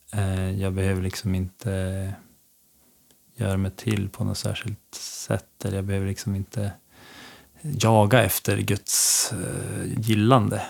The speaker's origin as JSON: {"language": "Swedish", "town": "Skellefteå", "region": "Västerbotten County", "country": "Sweden", "tie": "born or raised there", "moved": "yes", "lives_now": "Örnsköldsvik, Sweden", "said": "jag är från Skellefteå egentligen. Ehm, uppvuxen där mina första år"}